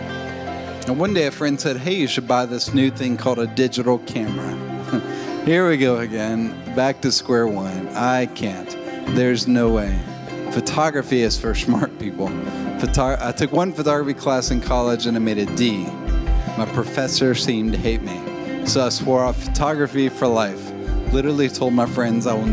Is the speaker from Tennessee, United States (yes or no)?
yes; Hendersonville, Tennessee, United States; also born or lived in Nashville, Tennessee; I was born in Nashville, Tennessee, and I grew up in a suburb called Hendersonville